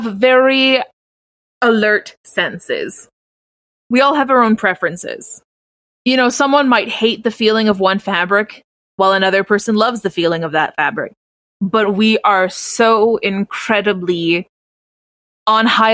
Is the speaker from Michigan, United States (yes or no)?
no; Oklahoma, United States; I grew up in Oklahoma